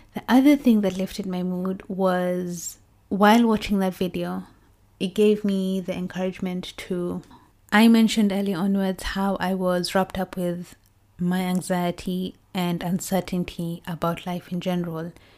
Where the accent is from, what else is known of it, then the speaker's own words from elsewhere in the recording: Kericho, Kericho County, Kenya; now in United Kingdom; our hometown, well, my hometown, Kericho